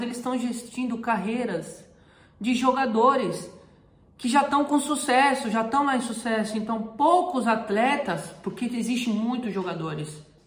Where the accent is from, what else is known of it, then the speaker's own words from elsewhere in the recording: Brazil; moved away as an adult; now in Europe; eu sou brasileiro